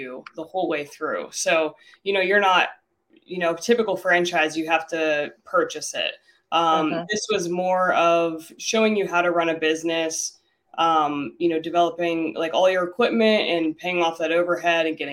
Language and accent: English; Pennsylvania, United States; moved away as an adult; now in Cleveland, United States; I'm originally from Pennsylvania.